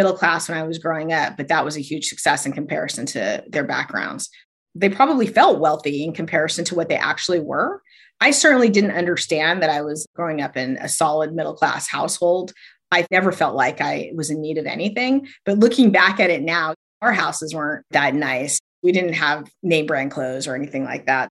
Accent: United States; also born or lived in Utah, United States / Arizona, United States; now in San Francisco Bay Area, United States; I grew up in Arizona and Utah

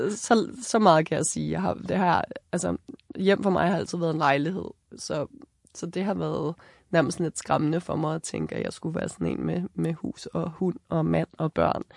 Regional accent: Copenhagen, Capital Region of Denmark, Denmark; moved away as an adult; now in Hornbæk, Denmark; for mig, som er født og opvokset i København

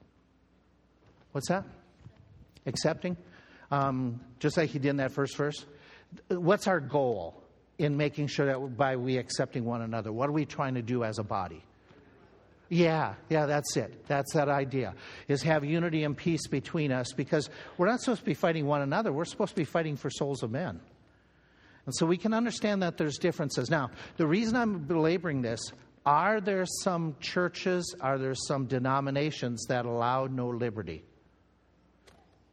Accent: United States

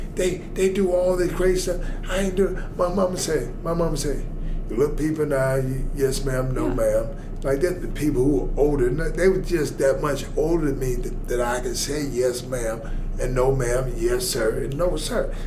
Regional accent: Atlanta, Georgia, United States; I'm from Atlanta, Georgia

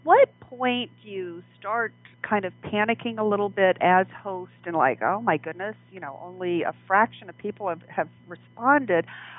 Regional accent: the South, United States; I grew up in the South, so it was very traditional.

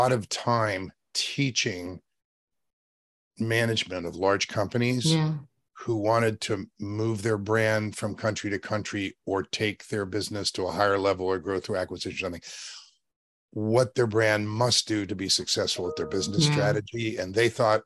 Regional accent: State College, Pennsylvania, United States; also born or lived in West Virginia; now in Los Angeles, United States; I was born in West Virginia and raised in Pennsylvania

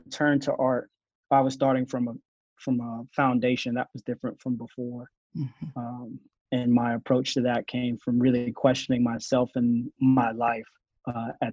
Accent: Asheville, North Carolina, United States; I'm born and raised in Asheville, North Carolina

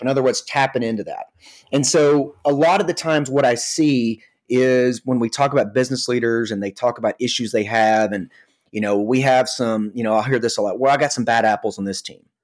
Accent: Atlanta, Georgia, United States; I come from the Atlanta, Georgia area. Uh, was born and raised here

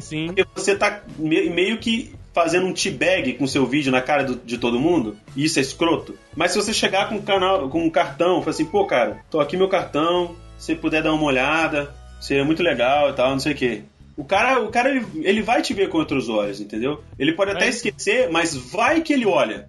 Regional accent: Espírito Santo, Brazil; eu sou capixaba também

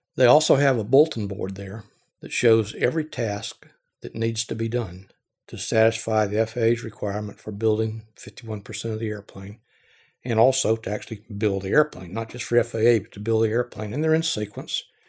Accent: Georgia, United States; I grew up in Georgia, lived in the Southeast all my life

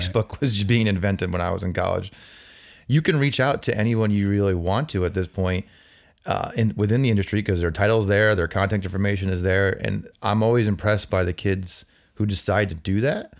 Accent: New Jersey, United States; also born or lived in Albany; now in Boston, United States; I'm growing up in New Jersey, eh, as a Yankee fan

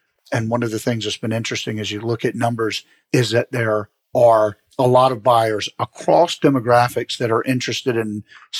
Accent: Savannah, Georgia, United States; moved away as an adult; now in Atlanta, United States; We are from Savannah. I moved to the Atlanta area about a year and a half ago

